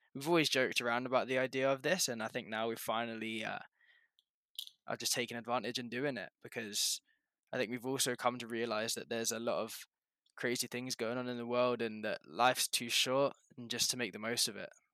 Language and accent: English; England, United Kingdom; now in Canada; I'm originally from England, I now live in Canada, but big up the G U one four still